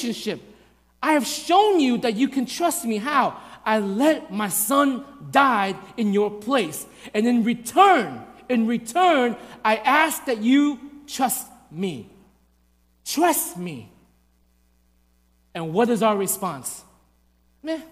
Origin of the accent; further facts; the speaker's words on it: New York, United States; I grew up in New York